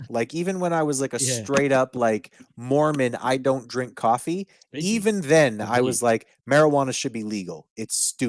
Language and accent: English; Winnipeg, Manitoba, Canada; I'm from Winnipeg. I don't care.